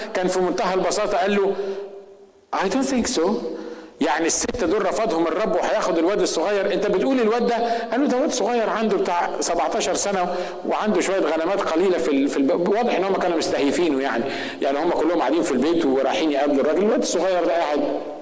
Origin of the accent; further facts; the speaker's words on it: Egypt; احنا المصريين